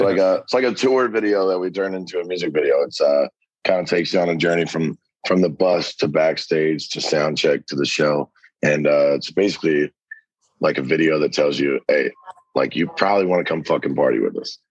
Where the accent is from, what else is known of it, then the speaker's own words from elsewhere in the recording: a little town north of Cincinnati, Ohio, United States; moved away as an adult; also born or lived in Lexington, Kentucky; now in Nashville, United States; originally from this little town, like a little bit north of Cincinnati